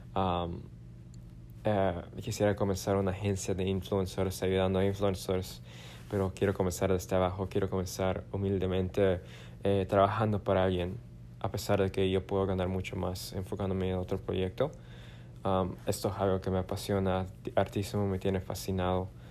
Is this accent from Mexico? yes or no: no; Bolivia; moved away; mi tierra natal